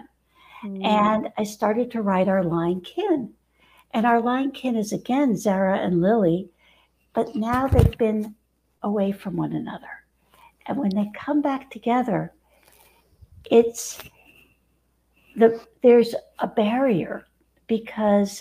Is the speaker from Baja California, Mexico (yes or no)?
no; Mexico City, Mexico; now in Northern California, United States; I grew up in Mexico City